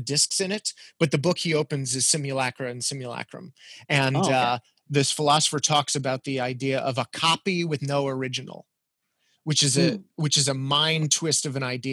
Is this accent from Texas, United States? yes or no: yes; El Paso, Texas, United States; moved away; I grew up in El Paso, Texas